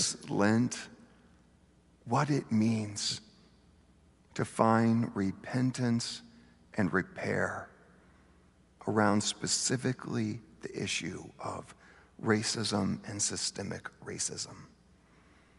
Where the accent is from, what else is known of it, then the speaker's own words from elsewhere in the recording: Bentonville, Arkansas, United States; I grew up in Bentonville, Arkansas, the home of Walmart